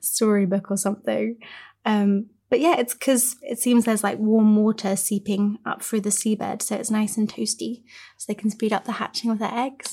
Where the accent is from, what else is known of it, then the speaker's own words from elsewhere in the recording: Cornwall, South West England, United Kingdom; I grew up in Cornwall, which is, you know, quite rural